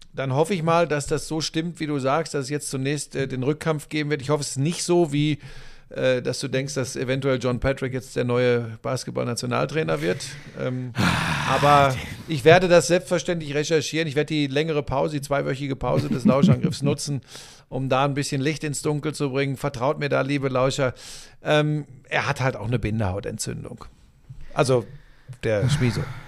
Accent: Ruhr area, North Rhine-Westphalia, Germany; ich bin ein Kind des Ruhrgebiets.

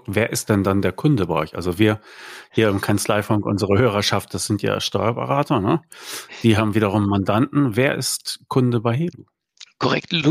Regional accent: Vienna, Austria; Ich komme aus Wien.

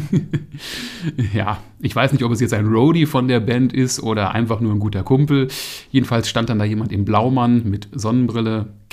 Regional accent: North Rhine-Westphalia, Germany; Ich komme auch aus der Ecke. Ich finde das unwahrscheinlich sympathisch und einfach cool.

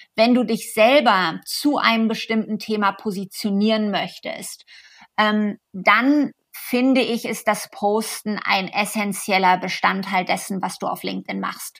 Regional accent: Germany; moved away as an adult; now in United States; ich selber bin aus Deutschland

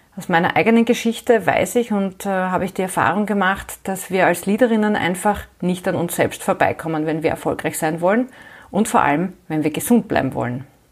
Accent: Graz, Styria, Austria; moved away as an adult; now in Vienna, Austria; Ich bin Österreicherin, ich bin in Graz geboren und aufgewachsen, ich habe auch dort noch studiert und bin dann nach dem Studium vor mittlerweile mehr als 25 Jahren nach Wien gekommen, wo ich derzeit lebe und arbeite.

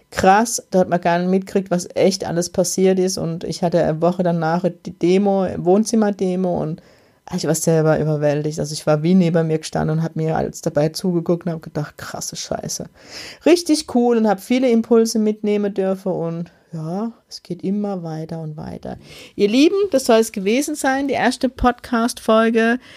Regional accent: Germany; Ich kann als Deutsche nicht einfach in Österreich Einnahme

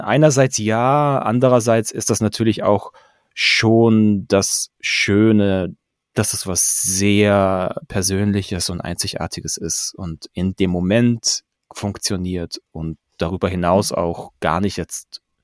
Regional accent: Pforzheim, Baden-Württemberg, Germany; ich bin in Pforzheim groß geworden

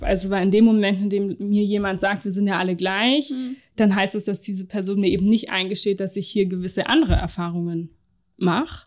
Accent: Nonnenhorn, Bavaria, Germany; moved away; also born or lived in Heidelberg; Ich beantworte diese Frage meistens immer mit aus Lindau oder noch genauer gesagt aus Nonnenhorn, das letzte Dorf in Bayern

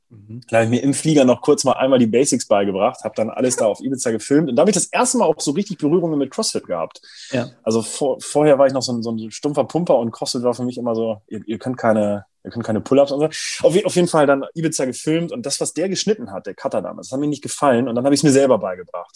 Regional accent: Braunschweig, Lower Saxony, Germany; aus, aus Braunschweig, aus meiner Heimatstadt

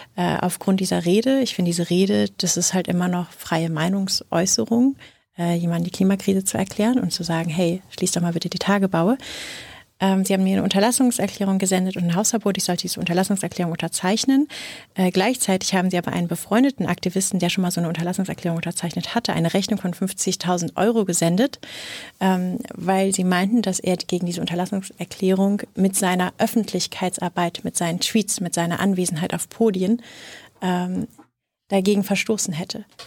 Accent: Rhineland, Germany; ich bin, bin Rheinländerin

